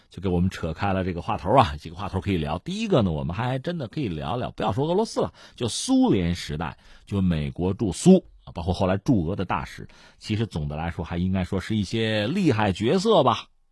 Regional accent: China; 我们中国人经常回忆起就中学课本上都德那篇小说《最后一课》

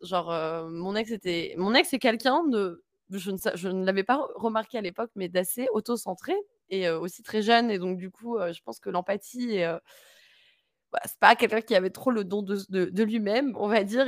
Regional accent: France; moved away as an adult; also born or lived in Hungary; now in Berlin, Germany; je suis française

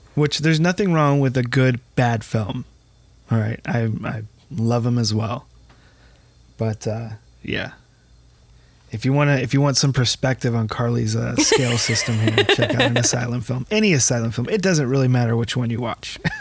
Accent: United States; I'm American

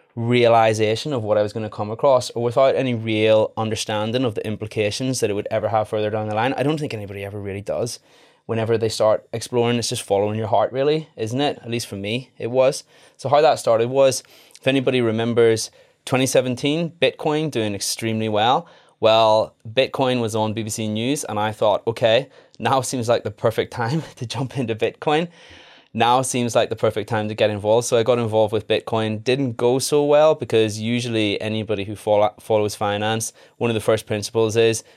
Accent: Northern Ireland, United Kingdom; now in England; So I'm a dentist as well. I qualified in Leeds in 2016. I'm originally from Northern Ireland. My accent has waned a little bit.

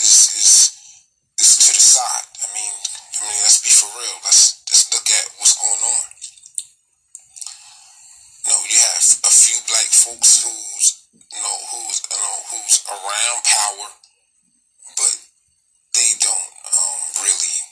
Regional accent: United States; I'm Black American first.

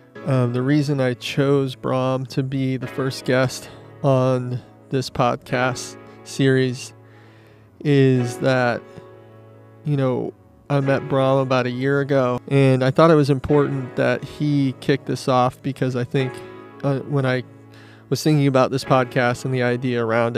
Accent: Midwest, United States; We had that thing in common where we're both from the Midwest, yeah. A small town, not a lot of things to do.

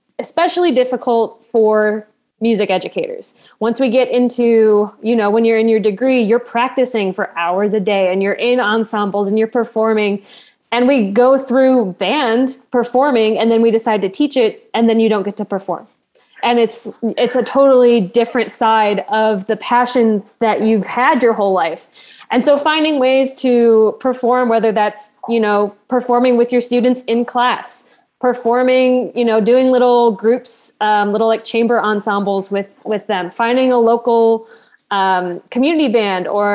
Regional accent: Midwest, United States; moved away as an adult; now in Texas, United States; I'm from the Midwest and now I'm teaching down in Texas

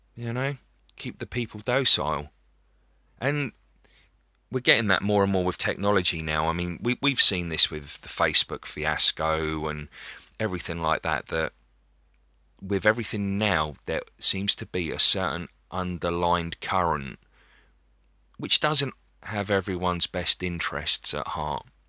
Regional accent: Dover, South East England, United Kingdom; my hometown of Dover

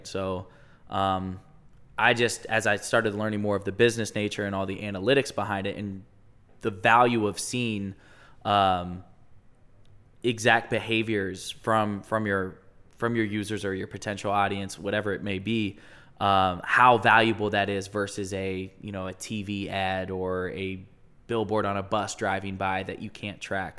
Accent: Westerville, Ohio, United States; also born or lived in Chicago; I'm from Westerville. So, grew up in Westerville, went to Westerville

